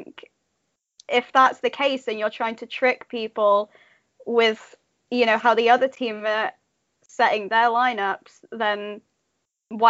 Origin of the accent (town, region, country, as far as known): United Kingdom